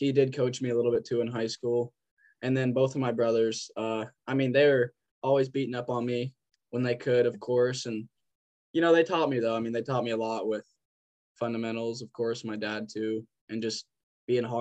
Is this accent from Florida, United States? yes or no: no; Lolo, Montana, United States; born or raised there; moved away as an adult; also born or lived in Missoula, Montana; now in Havre, United States